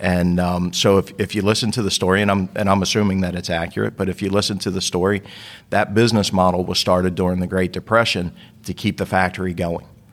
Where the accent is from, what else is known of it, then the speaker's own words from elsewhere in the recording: Baltimore, Maryland, United States; moved away; also born or lived in Northeast US / Southeast US; I grew up in Baltimore